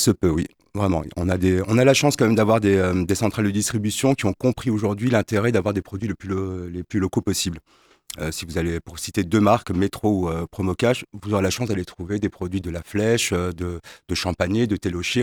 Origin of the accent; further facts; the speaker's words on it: Strasbourg, Grand Est, France; now in Le Mans, France; je suis un Strasbourgeois de naissance, j'étais ici au Mans